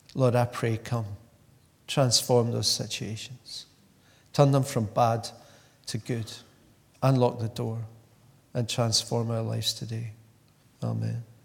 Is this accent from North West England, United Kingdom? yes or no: no; Glasgow, Scotland, United Kingdom; moved away as an adult; growing up in Glasgow for the first 30 years